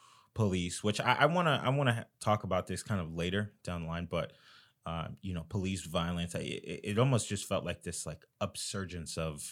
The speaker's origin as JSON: {"language": "English", "region": "Florida", "country": "United States", "said": "This is a case that happened in Florida. I'm originally from Florida."}